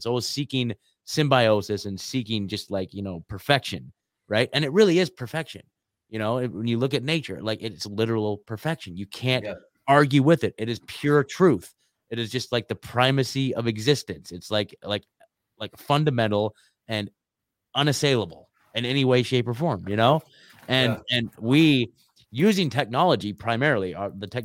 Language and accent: English; Oregon, United States; moved away as an adult; also born or lived in Eugene, Oregon; now in Nashville, United States; I'm born and raised in Oregon, lived there my whole life